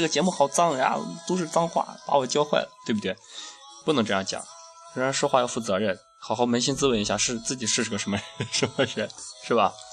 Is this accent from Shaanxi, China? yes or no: yes; Shaanxi, China; 我们陕西人